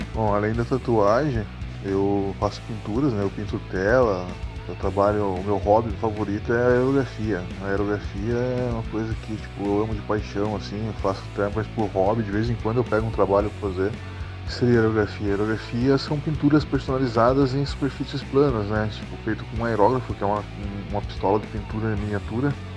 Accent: near Tatuí, São Paulo, Brazil; now in Pinhais, Brazil; eu fui para Tatuí, em São Paulo, participar da convenção também, que é perto da minha terrinha lá onde eu morava

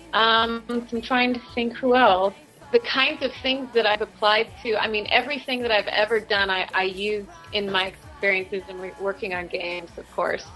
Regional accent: Cleveland, Ohio, United States; I am from Ohio in the United States, born in Cleveland, Ohio

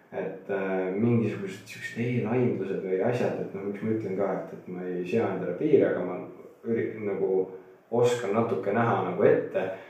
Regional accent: near Tartu, Tartu County, Estonia; olen alati Tartu külje all kasvanud äh, poisiklutt

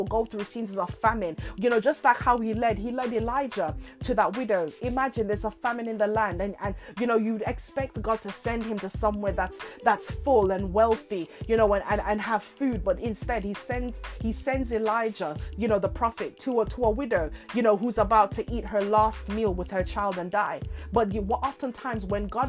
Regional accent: Jamaica; in my homeland where I was born in Jamaica, you know, my family home, my father's home

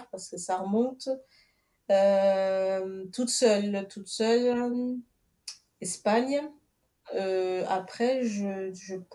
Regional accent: Portugal; born there; donc je suis originaire du Cap Vert. Je suis née au Portugal d'origine capverdienne.

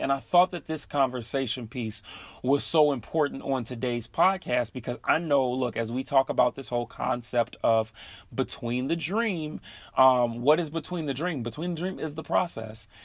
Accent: Chicago, Illinois, United States; moved away as an adult; now in Seattle, United States; living in in Seattle now, but I am originally from Chicago

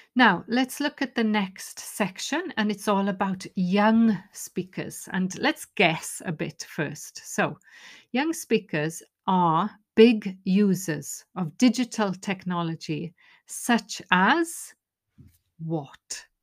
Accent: Wales, United Kingdom; first language Welsh; English is a second language; my first language, which is Welsh

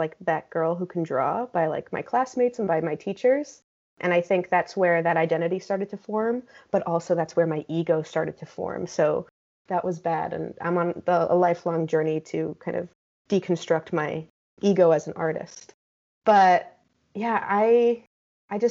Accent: Teaneck, New Jersey, United States; moved away as an adult; now in St. Louis, United States; been raised in Teaneck and, you know, spent the first 18 years of my life there.

